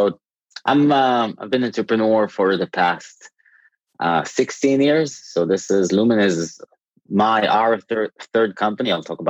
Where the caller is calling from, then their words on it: Tel Aviv, Tel Aviv District, Israel; Tel Aviv.